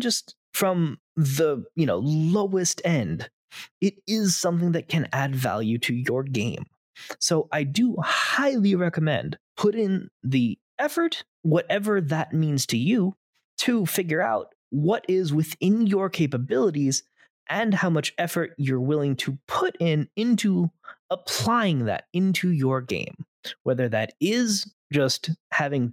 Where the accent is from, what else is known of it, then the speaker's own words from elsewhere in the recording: Florida, United States; accent: a little bit of Southern and a little bit of New Yorker; I myself have a little bit of Southern and a little bit of New Yorker because I myself grew up in am Florida.